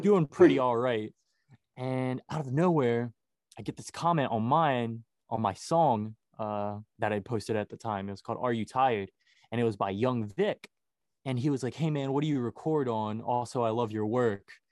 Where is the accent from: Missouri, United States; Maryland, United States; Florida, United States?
Maryland, United States; Baltimore; I'm from Baltimore, Maryland.